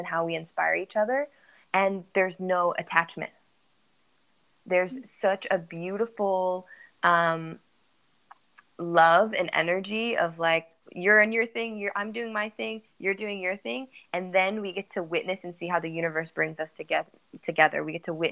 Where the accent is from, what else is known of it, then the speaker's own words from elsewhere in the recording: San Diego, California, United States; I'm from San Diego, California.